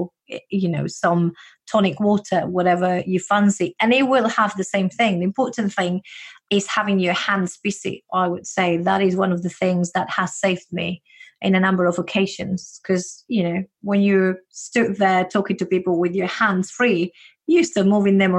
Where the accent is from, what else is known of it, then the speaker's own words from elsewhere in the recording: Spain; accent: Spanish; English is a second language; now in United Kingdom; when I moved to the UK, because I do have this Spanish accent of mine